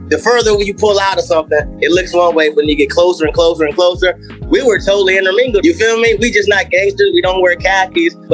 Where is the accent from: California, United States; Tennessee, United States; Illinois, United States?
California, United States; Compton; I was born in Compton, California